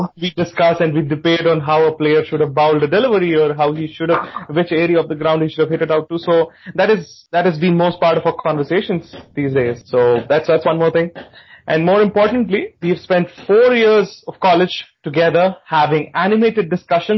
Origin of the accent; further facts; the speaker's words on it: Hyderabad, Telangana, India; now in Chennai, India; I am also from Hyderabad and currently I live in Chennai